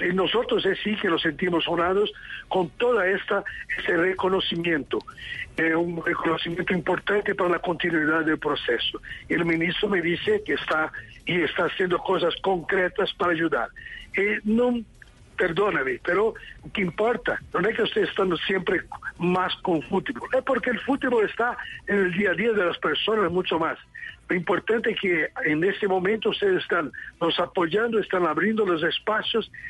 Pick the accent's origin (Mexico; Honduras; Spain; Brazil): Brazil; São Paulo; Spanish is a second language; now in Lima, Peru; yo soy de Sao Paulo, sí, pero retorno a Lima porque estoy como entrenador de un club en, ah, Lima